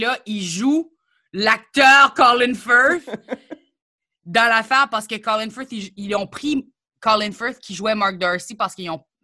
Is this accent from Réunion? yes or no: no; New Brunswick, Canada; moved away as an adult; now in Quebec, Canada; je suis arrivée au Québec puis je venais du Nouveau-Brunswick